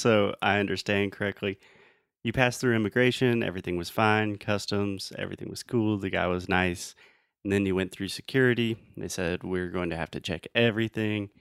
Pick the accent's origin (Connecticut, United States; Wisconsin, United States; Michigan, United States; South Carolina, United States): South Carolina, United States; Spartanburg; Spartanburg, which is my hometown